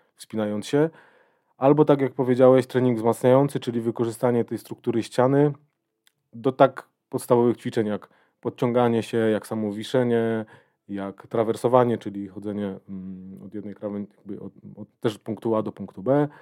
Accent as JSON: {"language": "Polish", "town": "Będzin", "region": "Silesian Voivodeship", "country": "Poland", "tie": "born or raised there", "moved": "as an adult", "lives_now": "Katowice, Poland", "said": "jestem z Będzina, pochodzę z Będzina. Y, od kilku lat mieszkam w Katowicach"}